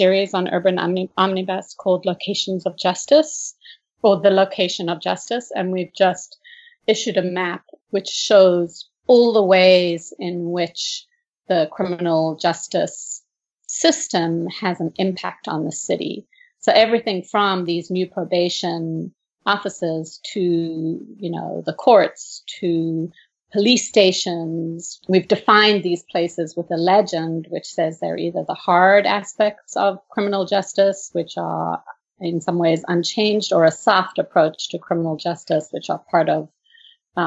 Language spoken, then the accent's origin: English; South Africa; moved away; I grew up in South Africa